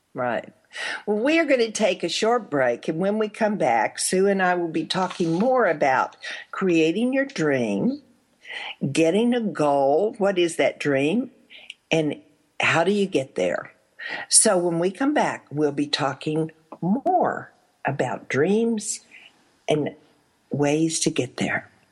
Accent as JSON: {"language": "English", "region": "Arkansas", "country": "United States", "tie": "born or raised there", "also_born_or_lived": "Texas", "said": "I was in Arkansas when I grew up, born in Texas, raised in Arkansas"}